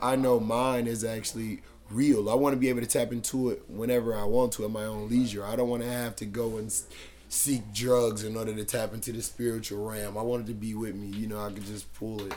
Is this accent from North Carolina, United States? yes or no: yes; Charlotte, North Carolina, United States; growing up in Charlotte was like it was difficult because like I say I come from a poverty stricken area